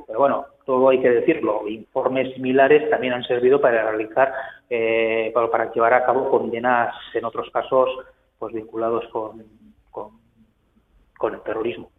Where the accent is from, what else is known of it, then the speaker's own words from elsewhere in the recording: Basque Country, Spain; siendo periodista vasco